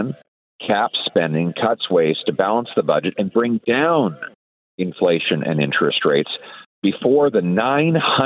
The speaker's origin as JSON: {"language": "English", "town": "Calgary", "region": "Alberta", "country": "Canada", "tie": "born or raised there", "said": "I'm a born and bred prairie boy. I grew up in Calgary."}